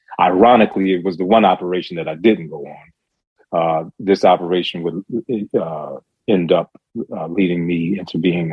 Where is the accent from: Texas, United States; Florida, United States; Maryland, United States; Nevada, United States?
Maryland, United States; Baltimore; I ended up having to return to my hometown of Baltimore City.